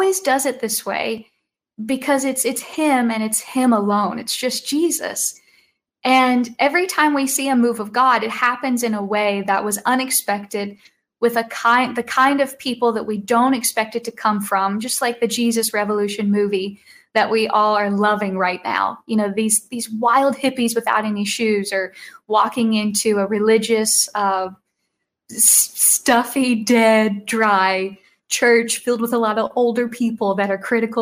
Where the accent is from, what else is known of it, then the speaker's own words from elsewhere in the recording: Kentucky, United States; I'm from Kentucky, so I would say it was just a little bit extra special for me because this is my land, the land that I am proud of, the land I was born in.